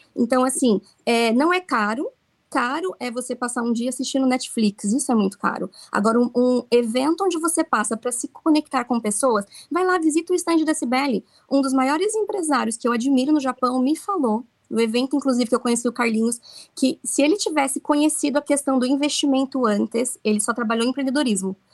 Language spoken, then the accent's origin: Portuguese; Brazil; now in Okinawa, Japan; Nós somos brasileiros aqui